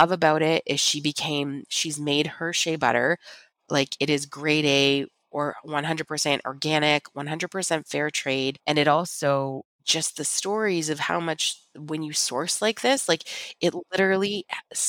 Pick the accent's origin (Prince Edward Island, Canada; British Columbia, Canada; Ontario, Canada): Ontario, Canada; Niagara region; we're from the Niagara region in Canada, which is the largest wine region in our country